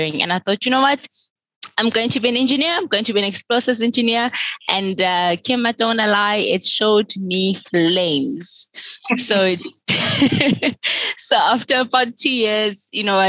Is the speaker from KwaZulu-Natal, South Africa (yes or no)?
no; Soweto, Gauteng, South Africa; I grew up in Soweto in the southwestern township of South Africa